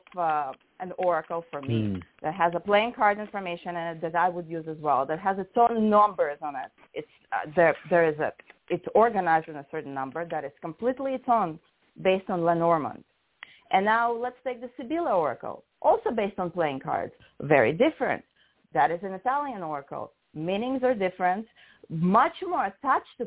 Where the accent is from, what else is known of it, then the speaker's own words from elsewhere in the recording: Russia; moved away; what I grew up with in Russia, 36 cards